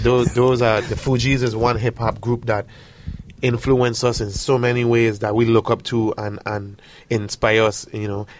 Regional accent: U.S. Virgin Islands; moved away as an adult; also born or lived in Miami / Atlanta; born and raised on St. Thomas Virgin Islands.

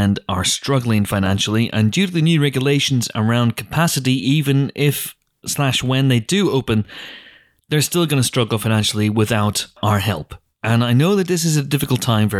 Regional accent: Northern Irish, Northern Ireland, United Kingdom; I'm Northern Irish

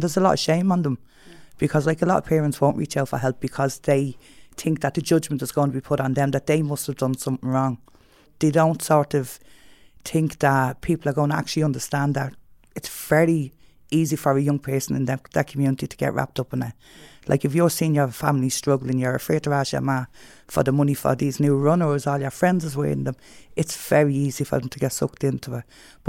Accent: Dublin, Leinster, Ireland; I grew up in the North Inner City, so I was always around, as you know, the issues within the North Inner City

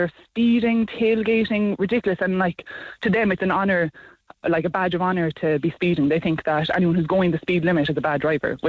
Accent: Cork, Munster, Ireland; now in Tipperary, Ireland; I'm from Cork originally and moved up to Tipperary

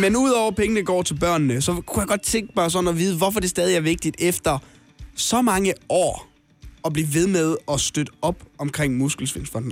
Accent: North Jutland, North Denmark Region, Denmark; som nordjyde

